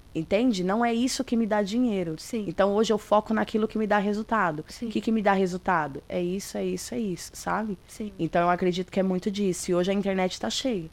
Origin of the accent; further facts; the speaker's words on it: São Paulo, Brazil; eu sou do de São Paulo, do extremo leste.